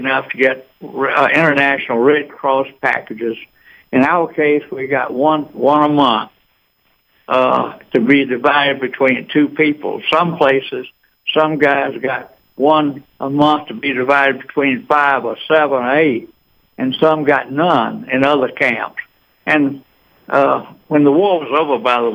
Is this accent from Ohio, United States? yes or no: no; Eatonton, Georgia, United States; now in Atlanta, United States; I grew up in Eatonton